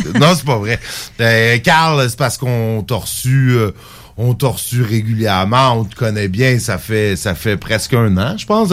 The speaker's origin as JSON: {"language": "French", "town": "Saint-Jérôme", "region": "Quebec", "country": "Canada", "also_born_or_lived": "Rimouski", "moved": "yes", "lives_now": "Lévis, Canada", "said": "Je viens pas d'ici, mais ça faites 12 ans. Saint-Jérôme, euh, dans les Laurentides, mais en fait. Euh, je suis parti de Saint-Jérôme pour aller d'abord à Rimouski"}